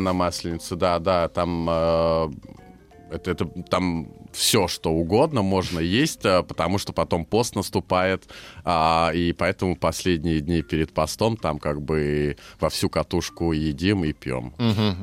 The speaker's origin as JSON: {"language": "Russian", "country": "Hungary", "tie": "born or raised there", "also_born_or_lived": "Leningrad, Russia", "first_language": "Hungarian", "second_language": "Russian", "said": "в детстве меня увезли в Венгрию, и я там вырос"}